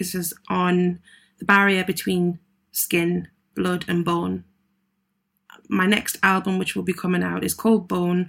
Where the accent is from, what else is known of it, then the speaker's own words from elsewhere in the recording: Newcastle upon Tyne, North East England, United Kingdom; I'm based up in Newcastle, which is where I was born and brought up.